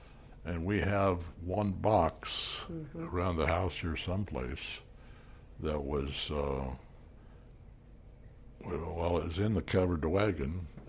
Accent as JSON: {"language": "English", "town": "Manhattan", "region": "Kansas", "country": "United States", "tie": "born or raised there", "said": "I was born in Manhattan."}